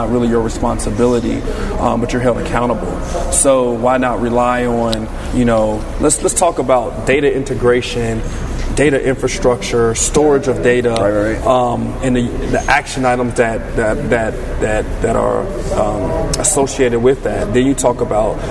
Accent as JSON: {"language": "English", "town": "Dayton", "region": "Ohio", "country": "United States", "tie": "born or raised there", "moved": "yes", "lives_now": "Pittsburgh, United States", "said": "I'm a native Ohioan"}